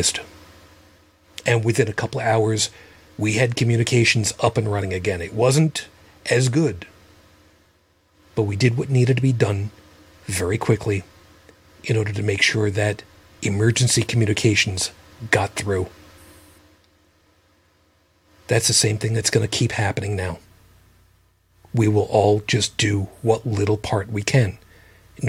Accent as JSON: {"language": "English", "town": "Babylon", "region": "New York", "country": "United States", "tie": "born or raised there", "said": "We grew up in the township of Babylon"}